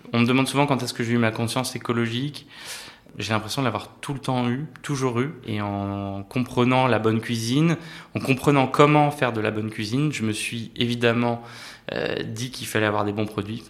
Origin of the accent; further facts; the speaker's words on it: France; also born or lived in Paris / Normandy; Moi j'ai grandi entre Paris et la Normandie